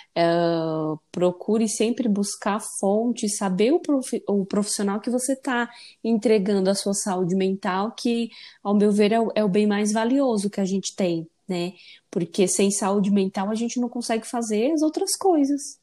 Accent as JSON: {"language": "Portuguese", "region": "Ceará", "country": "Brazil", "moved": "yes", "lives_now": "São Paulo, Brazil", "said": "lá no meu país, Ceará"}